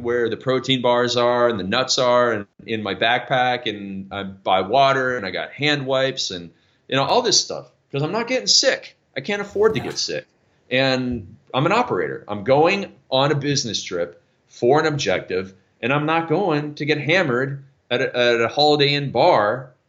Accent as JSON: {"language": "English", "country": "Canada", "said": "I'm Canadian"}